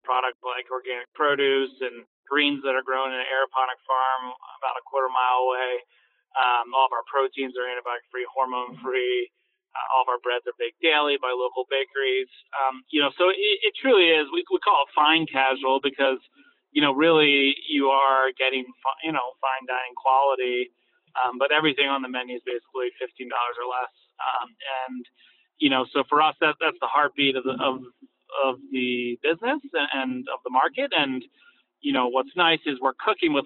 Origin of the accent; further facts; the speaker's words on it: outside of Philadelphia, Pennsylvania, United States; moved away; also born or lived in Barcelona, Spain; I grew up outside of Philadelphia